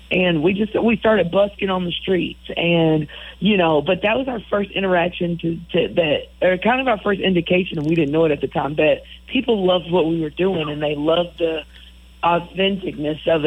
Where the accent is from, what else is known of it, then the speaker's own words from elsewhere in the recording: Poplarville, Mississippi, United States; about our experiences growing up in Poplarville, Mississippi, and and in the country, going to the creek